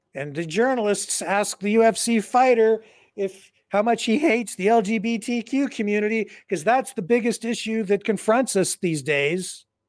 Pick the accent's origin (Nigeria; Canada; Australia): Canada; London, Ontario; in my hometown, London. They called it the Western Fair